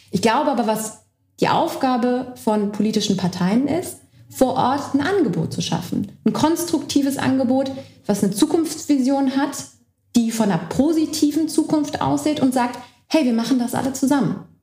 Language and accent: German; Berlin, Germany; ich meine, ich bin in Berlin aufgewachsen und für mich war Ost-West nie ein Thema, bis ich aus Berlin weggezogen bin